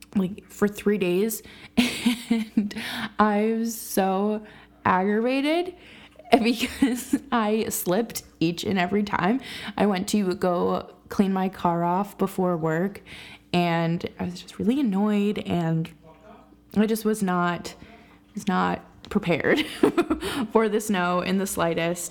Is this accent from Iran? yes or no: no; Boston, Massachusetts, United States; they're my hometown team